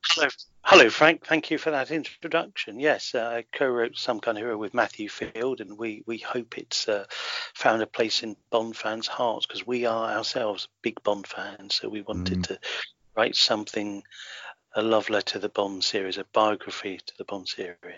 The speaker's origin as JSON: {"language": "English", "town": "Harrow", "region": "London", "country": "United Kingdom", "tie": "born or raised there", "also_born_or_lived": "Netherlands", "said": "I was born in London and uh, grew up in a suburb of London, Harrow"}